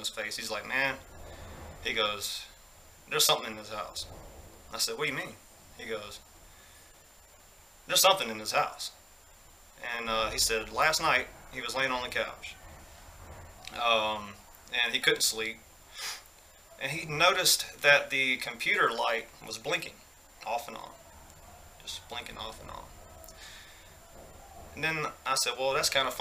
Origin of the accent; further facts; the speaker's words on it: Greensboro, Georgia, United States; I used to live in this really old house in my hometown, Greensboro, Georgia